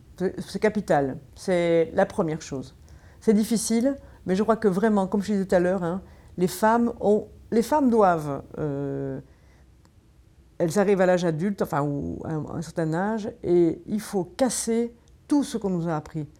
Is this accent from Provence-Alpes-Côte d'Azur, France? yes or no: yes; Marseille, Provence-Alpes-Côte d'Azur, France; moved away; je viens de Marseille à l'origine